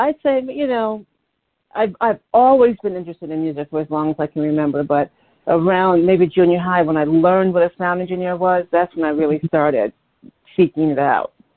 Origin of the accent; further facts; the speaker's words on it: Detroit, Michigan, United States; now in New York, United States; I'm originally originally from Detroit, Michigan. That's my hometown